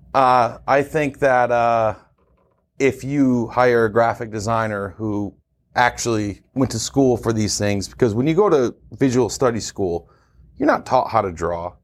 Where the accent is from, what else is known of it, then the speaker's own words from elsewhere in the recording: Syracuse, New York, United States; moved away as an adult; I was born and raised in Syracuse